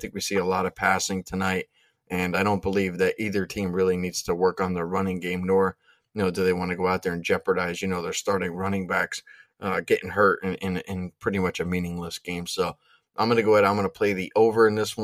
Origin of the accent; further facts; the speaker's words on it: Pennsylvania, United States; I'm from Pennsylvania